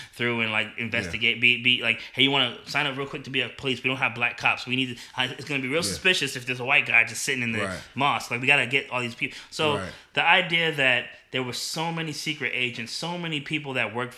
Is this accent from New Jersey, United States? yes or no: yes; Newark, New Jersey, United States; moved away; I'm from New Jersey